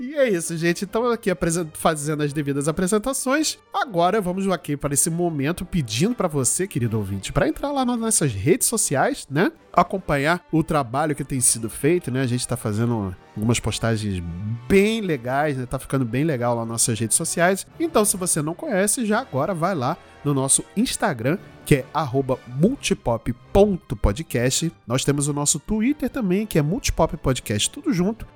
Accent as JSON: {"language": "Portuguese", "region": "Rio de Janeiro", "country": "Brazil", "said": "aqui na minha terra, que era no Rio, que é no Rio de Janeiro."}